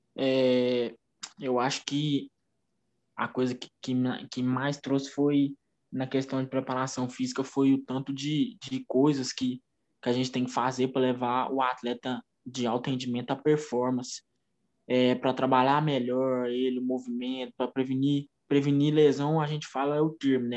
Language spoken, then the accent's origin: Portuguese; Uberlândia, Minas Gerais, Brazil; eu não sou natural da cidade de Uberlândia, nasci em Patos de Minas, mas eu moro aqui em Uberlândia já tem 18, é, 18 anos.